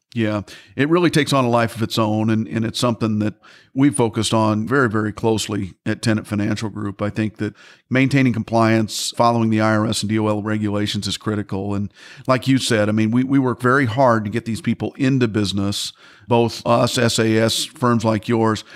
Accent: Midwest, United States; I'm from the Midwest myself

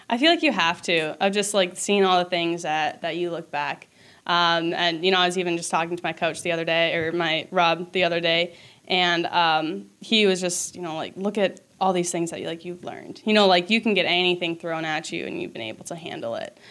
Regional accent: Minnesota, United States; I'm from Minnesota. My family is from here

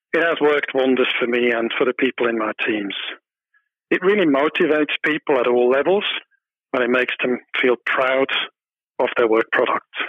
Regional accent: small town near Zurich, Switzerland; moved away as an adult; also born or lived in United Kingdom; now in Hong Kong; I was born in Switzerland. I grew up in a small town about 25 kilometers away from Zurich.

